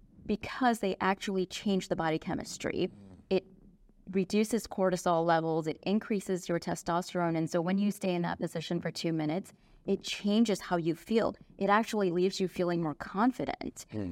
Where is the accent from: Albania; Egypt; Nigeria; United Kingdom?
United Kingdom; England; born there; also born or lived in Dallas; I was born in England. I went to school there for a few years. Actually, my family traveled back and forth between Dallas and London.